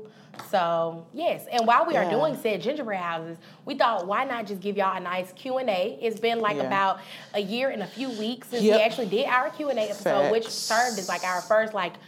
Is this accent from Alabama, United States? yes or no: yes; Tuscaloosa, Alabama, United States; I am from Tuscaloosa, Alabama, home of the Crazy Tide.